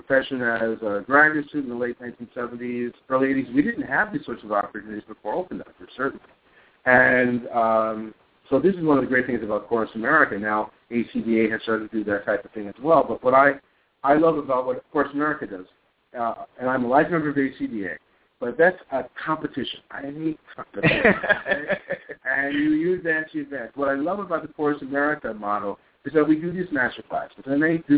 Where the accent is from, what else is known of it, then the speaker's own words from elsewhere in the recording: New York, United States; also born or lived in Princeton, New Jersey; now in Minnesota, United States; I grew up in New York